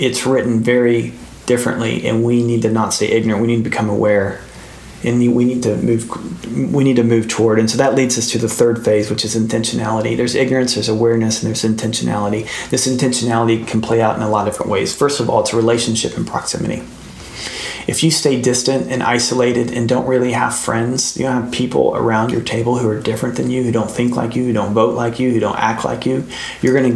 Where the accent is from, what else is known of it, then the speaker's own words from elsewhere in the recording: United States; we're American